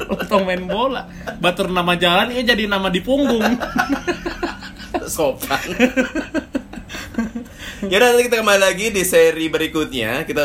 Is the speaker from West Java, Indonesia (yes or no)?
yes; Bandung, West Java, Indonesia; Karena kami orang Bandung.